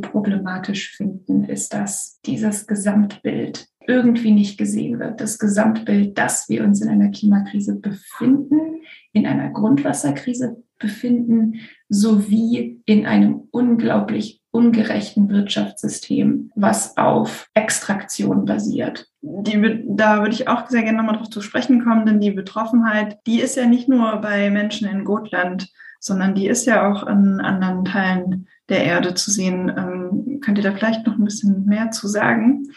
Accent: Hamburg, Germany; moved away; also born or lived in Sweden; ich komme ursprünglich aus Hamburg, war jetzt aber in Schweden

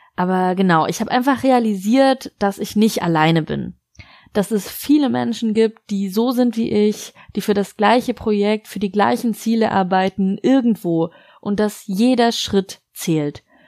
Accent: Lebanon; moved away as an adult; now in France; in meiner Kindheit und Jugend im Libanon

